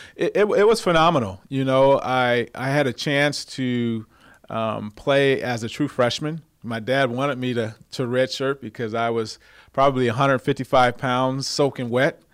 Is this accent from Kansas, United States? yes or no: no; Cerritos, California, United States; I grew up in Southern California here in Cerritos area